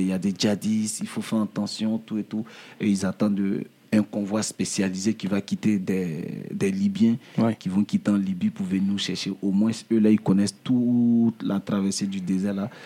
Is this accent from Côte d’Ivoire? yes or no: yes; Daloa, Haut-Sassandra, Côte d’Ivoire; moved away as an adult; now in Paris, France; je suis parti de ma ville natale, hmm. qui est Daloa. Daloa hmm. Voilà, en Côte d'Ivoire